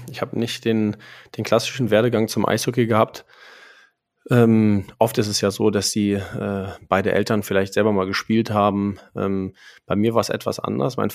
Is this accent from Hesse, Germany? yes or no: yes; Frankfurt, Hesse, Germany; now in Cologne, Germany; Ich bin 34 Jahre alt, gebürtiger Frankfurter, aber mittlerweile Wahlkölner. Ich lebe seit 19 Jahren in Köln